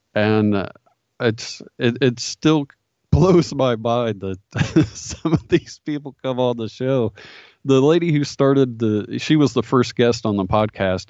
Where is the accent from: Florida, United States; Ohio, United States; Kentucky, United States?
Ohio, United States; Dayton; grew up in Ohio. Pretty much, uh, I actually bought my childhood home and, uh, I've been here all my life